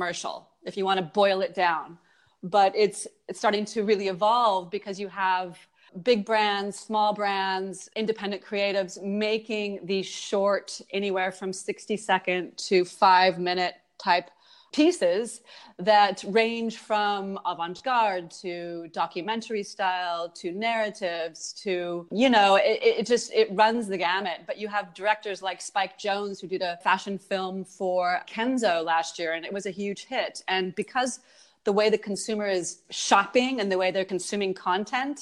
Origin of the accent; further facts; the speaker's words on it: California, United States; moved away as an adult; now in Berlin, Germany; I'm actually from California